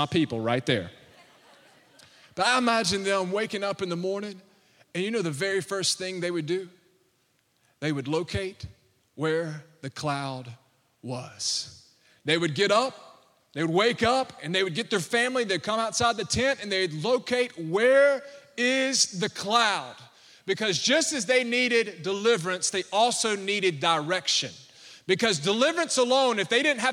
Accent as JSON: {"language": "English", "region": "Alabama", "country": "United States", "moved": "as an adult", "lives_now": "Baton Rouge, United States", "said": "I'm from Alabama."}